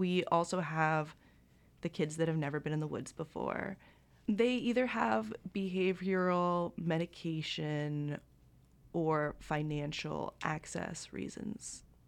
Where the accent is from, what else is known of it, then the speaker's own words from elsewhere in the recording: Bancroft, Ontario, Canada; I had a lot of outdoor experience just by growing up in Bancroft, Ontario